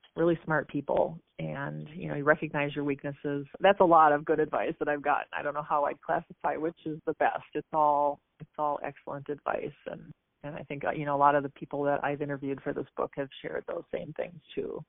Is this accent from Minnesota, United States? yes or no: yes; Apple Valley / Burnsville, Minnesota, United States; I grew up um, just south of Minneapolis in Minnesota, in the suburbs, Apple Valley, uh, Burnsville, that area.